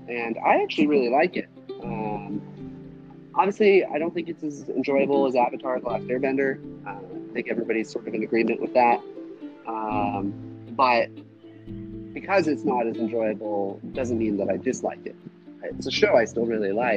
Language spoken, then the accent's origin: English; Nevada, United States; growing up in Nevada and instead